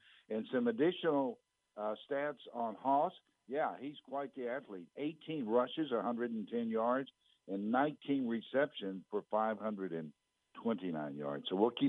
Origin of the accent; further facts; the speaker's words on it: Ennis, Texas, United States; Well, that name Haney, I knew some Haneys growing up in Ennis, Texas, because it's Czech name.